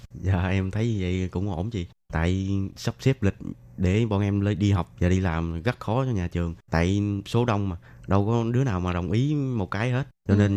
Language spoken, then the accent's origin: Vietnamese; Bac Lieu, Vietnam; moved away as an adult; now in Taiwan; Em đến từ Bạc Liêu